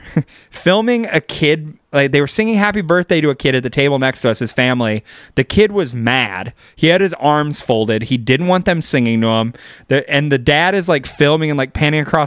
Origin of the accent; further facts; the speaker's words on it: Bakersfield, California, United States; accent: slight drawl; a very aggro, entitled hillbilly from Bakersfield, which is my hometown.